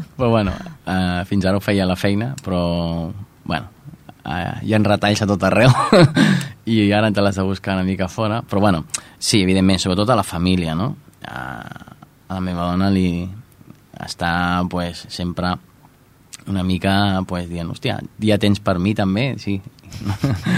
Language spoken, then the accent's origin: Catalan; Santa Perpètua de Mogoda, Catalonia, Spain; jo de fet, soc mm, nascut de Santa Perpètua